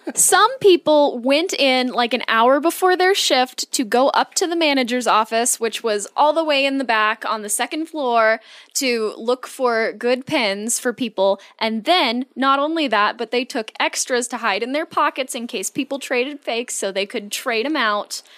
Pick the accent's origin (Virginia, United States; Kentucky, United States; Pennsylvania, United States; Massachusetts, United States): Virginia, United States; now in Oregon, United States; I grew up in Virginia